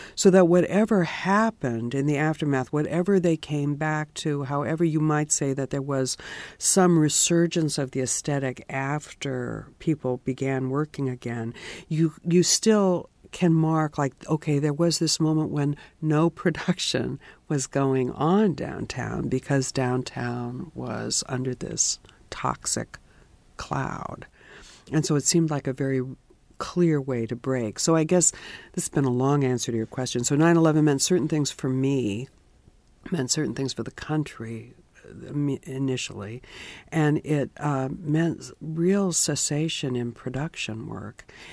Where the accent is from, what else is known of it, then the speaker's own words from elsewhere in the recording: San Francisco, California, United States; moved away as an adult; also born or lived in Europe; I was born in San Francisco